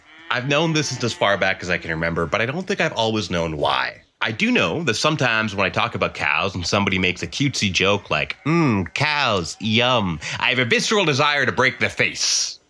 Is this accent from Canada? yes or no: no; Trinidad & Tobago; So, I'm Trinidadian. Specifically, I'm Indo-Trinidadian.